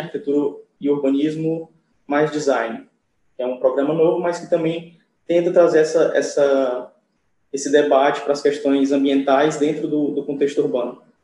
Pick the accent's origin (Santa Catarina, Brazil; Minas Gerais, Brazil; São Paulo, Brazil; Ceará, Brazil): Ceará, Brazil; Fortaleza; eu sou de Fortaleza